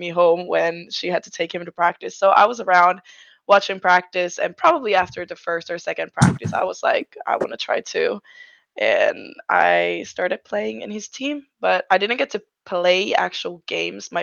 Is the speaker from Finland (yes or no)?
yes; Finland; I'm from Finland.